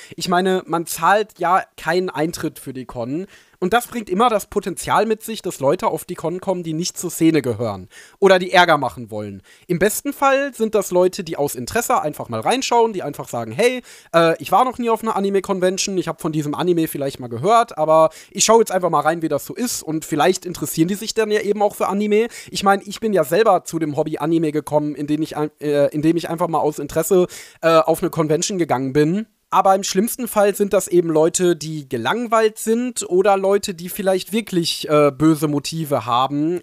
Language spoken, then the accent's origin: German; Ruhr area, North Rhine-Westphalia, Germany; ich bin ja Ruri durch und durch, deswegen ist es meine Heimat, meine Liebe.